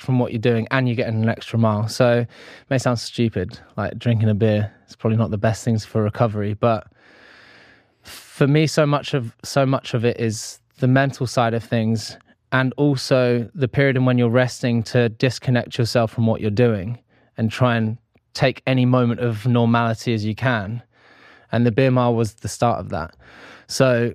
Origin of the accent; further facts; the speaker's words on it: United Kingdom; being British